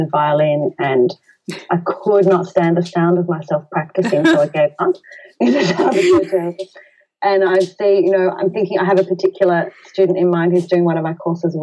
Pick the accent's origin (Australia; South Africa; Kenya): Australia; We're Australian